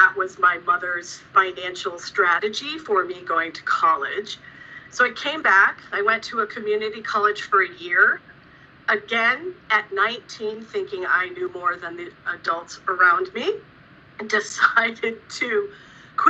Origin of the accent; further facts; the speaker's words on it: Pontiac, Michigan, United States; also born or lived in Ann Arbor, Michigan; now in Illinois, United States; I was born in Southeast Michigan in a place called Pontiac. Born and raised there, moved to Ann Arbor when I was in high school